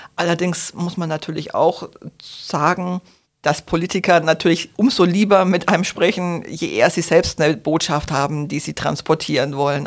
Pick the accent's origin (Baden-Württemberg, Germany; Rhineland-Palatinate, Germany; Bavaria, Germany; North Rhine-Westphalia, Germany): Bavaria, Germany; Franconia; moved away; Ich komme nämlich ursprünglich aus Franken